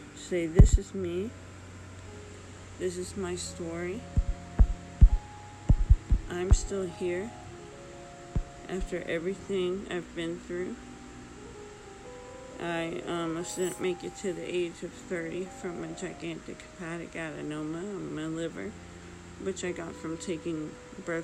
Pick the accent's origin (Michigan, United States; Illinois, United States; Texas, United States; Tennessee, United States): Texas, United States; my state of Texas